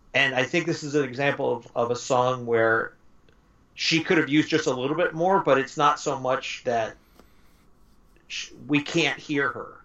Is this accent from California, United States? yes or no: yes; Los Angeles, California, United States; also born or lived in Montebello, California / South Whittier, California; I grew up in Southern California, and all my friends were Hispanic in uh, East LA. Mm-hmm. I grew up East LA, Montebello, South Whittier, those that area